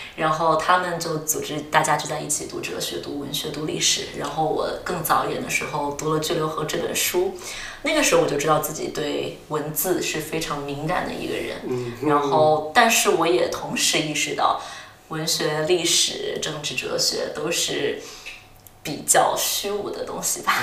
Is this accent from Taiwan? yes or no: no; Chongqing, China; moved away as an adult; also born or lived in Singapore / Durham, United Kingdom; now in London, United Kingdom; 我出生长在重庆，然后后来又去新加坡，其实一直都是过着非常城市化的生活